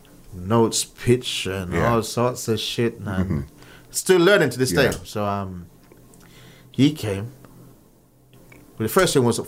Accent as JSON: {"language": "English", "town": "Kingston", "country": "Jamaica", "tie": "born or raised there", "said": "growing up in Jamaica, going to church"}